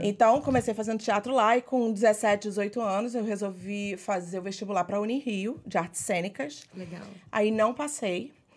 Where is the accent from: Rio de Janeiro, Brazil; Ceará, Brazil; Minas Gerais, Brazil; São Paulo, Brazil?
Rio de Janeiro, Brazil; Niterói; moved away as an adult; also born or lived in Portugal / New York City; now in United States; Sou de Niterói